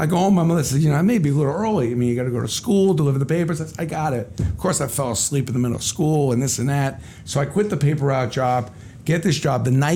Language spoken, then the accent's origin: English; New York City, New York, United States; Grew up in Brooklyn, Kings Highway, Ocean Parkway.